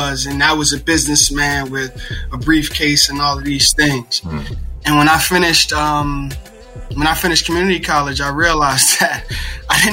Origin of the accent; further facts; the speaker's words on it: Philadelphia, Pennsylvania, United States; moved away; also born or lived in Newark, New Jersey; born and raised in West Philadelphia